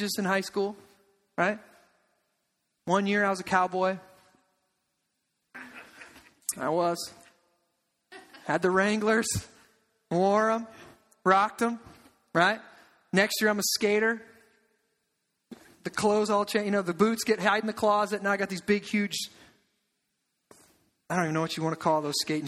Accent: United States; moved away as an adult; also born or lived in Omaha, Nebraska; I'm from the Quad Cities, and I'm in Omaha

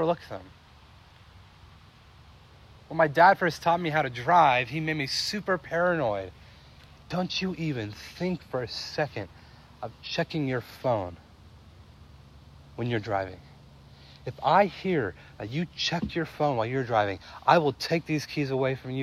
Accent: California, United States; moved away; growing up in California was a neat place

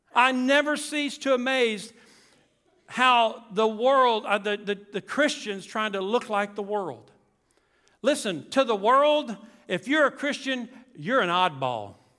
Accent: South Louisiana, United States; moved away; also born or lived in Mississippi; We grew up in Louisiana, Tanner and I did, South Louisiana

